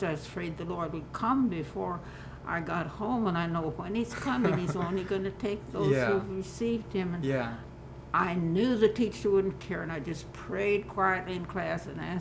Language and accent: English; between Galesburg and Peoria, Illinois, United States; Halfway between Galesburg and Peoria. Route 150 split our farm